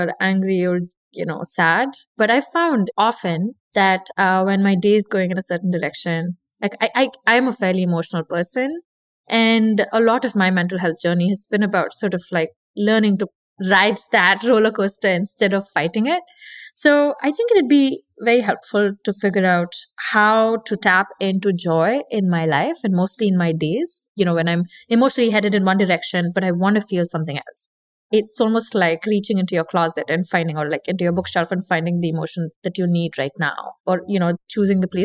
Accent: India; I'm Indian. I grew up listening to dancing to Bollywood music

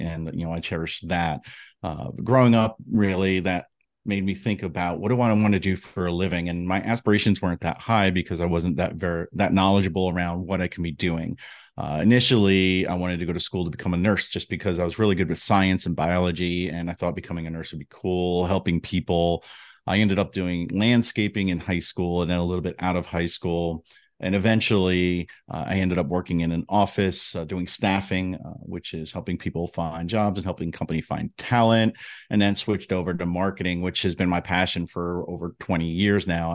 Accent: New Jersey, United States; growing up in New Jersey

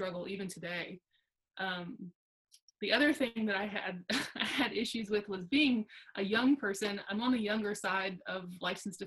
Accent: Alexandria, Virginia, United States; now in Brooksville, United States; I'm currently located, I live in Brooksville, Mississippi. I'm originally from Alexandria, Virginia.

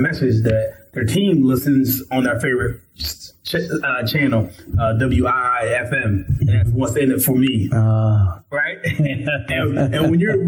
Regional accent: Camden, New Jersey, United States; also born or lived in Glassboro, New Jersey; I grew up in Camden, New Jersey, so rough area, mm-hmm. the hood. Then we moved to Glassboro

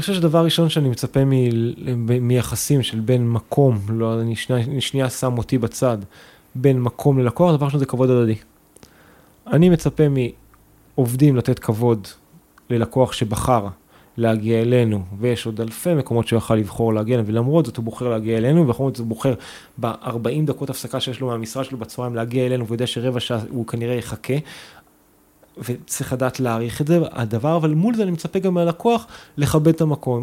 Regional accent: Kabri, Northern District, Israel; now in Tel Aviv, Israel; אני מכברי במקור, מקיבוץ בצפון

